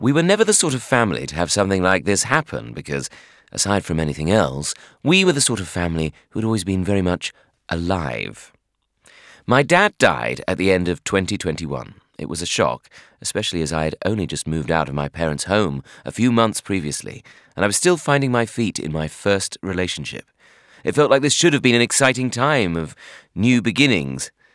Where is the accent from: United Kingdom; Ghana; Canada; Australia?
United Kingdom; Bromley, London; I hated the suburbs, namely my hometown of Bromley, and I was living at home with my parents